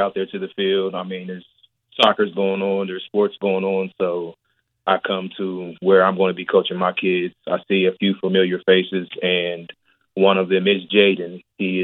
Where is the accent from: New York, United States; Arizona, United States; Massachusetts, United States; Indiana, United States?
Indiana, United States; Richmond; I grew up in Richmond, Indiana